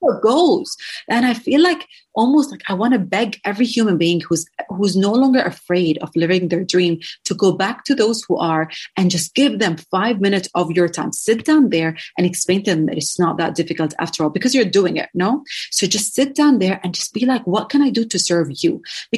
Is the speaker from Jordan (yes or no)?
yes; Jordan; also born or lived in San Francisco; I am from Jordan, to clarify that to a lot of people, originally Palestinian